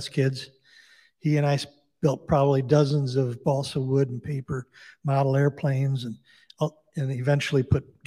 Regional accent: Saginaw, Michigan, United States; now in Traverse City, United States; I was born in Saginaw, grew up going to a Catholic school with two parents from the UP

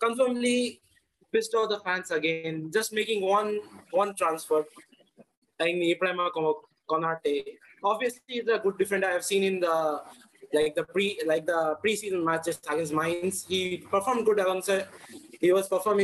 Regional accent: Kolkata, West Bengal, India; now in Chennai, India; I'm from Kolkata, but I currently reside in Chennai.

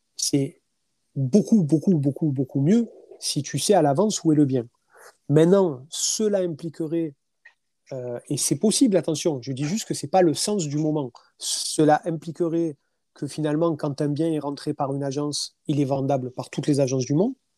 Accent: France; je suis un Français

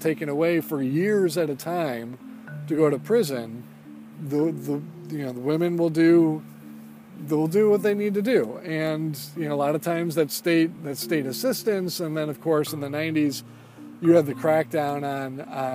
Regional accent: Sterling Heights, Michigan, United States; also born or lived in Eastpointe, Michigan; my parents moved to Sterling Heights, which is a suburb of Detroit. And I grew up there in Sterling Heights

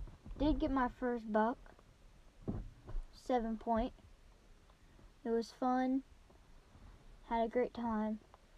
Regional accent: Texas, United States; I grew up in Texas.

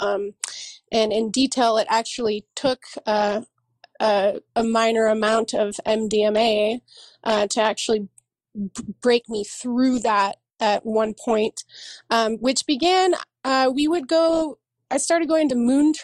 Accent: San Diego, California, United States; moved away as an adult; also born or lived in Los Angeles / Santa Cruz / Oakland; now in Oregon, United States; I grew up in San Diego

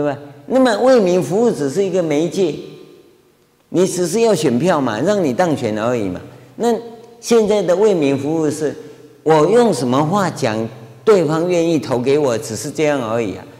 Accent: China; 我们中国人看乌鸦不吉祥，对不对？我是听说啊，日本人说乌鸦是吉祥的，啊，我中国人喜欢那个什么喜鹊

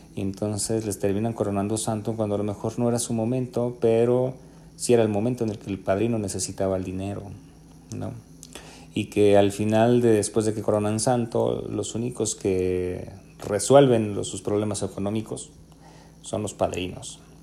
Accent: Mexico; somos mexicanos también

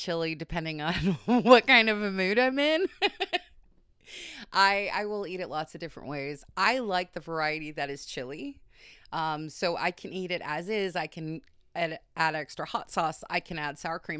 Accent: Wisconsin, United States; accent: Wisconsin; my Wisconsin accent

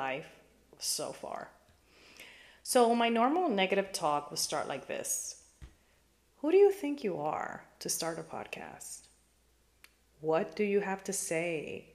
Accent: New York City, New York, United States; now in Florida, United States; I grew up in New York City and currently live in sunny Florida

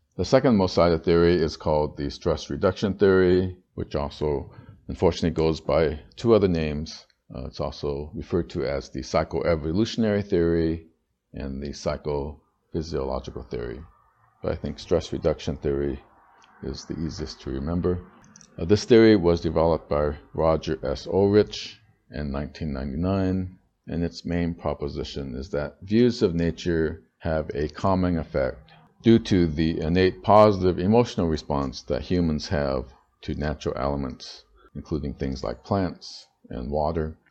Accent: California, United States; moved away as an adult; now in Tainan, Taiwan; growing up in California

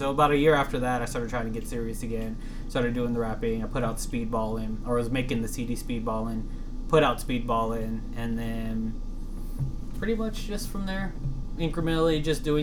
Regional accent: Texas, United States; I'm 100% Texan.

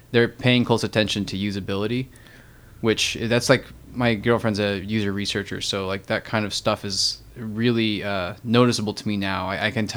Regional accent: Illinois, United States; I grew up in Illinois

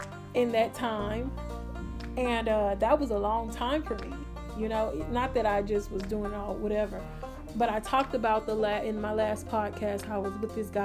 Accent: Houston, Texas, United States; also born or lived in Magnolia, Texas; I came back to my hometown, which is Homestead, you know, Rosewood over there

